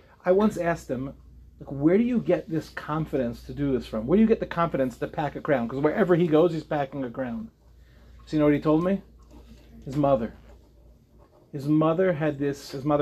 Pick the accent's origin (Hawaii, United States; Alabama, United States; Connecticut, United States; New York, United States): New York, United States; Lawrence; I'm from Lawrence